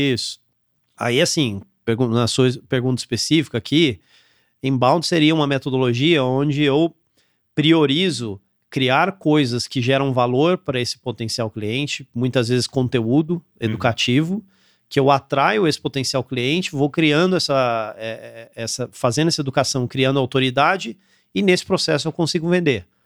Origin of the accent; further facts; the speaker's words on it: interior of São Paulo, Brazil; moved away as an adult; also born or lived in São José dos Campos / Campinas / Aparecida / Florianópolis, Santa Catarina; eu sou daqui do interior de São Paulo, então morei aqui minha vida toda. Eu nasci em São José dos Campos, morei em Campinas e morei em Aparecida